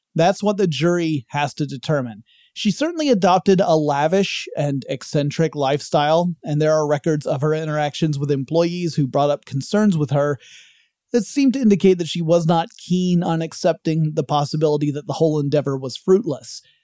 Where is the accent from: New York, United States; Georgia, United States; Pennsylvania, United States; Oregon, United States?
Georgia, United States; my home state of Georgia